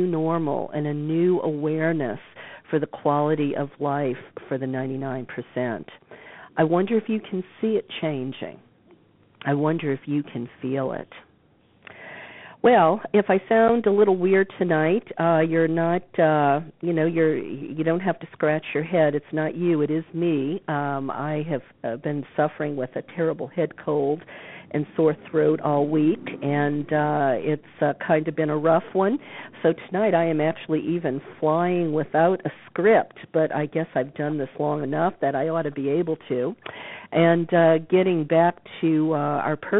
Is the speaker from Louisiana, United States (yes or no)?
yes; New Orleans, Louisiana, United States; moved away; my hometown of New Orleans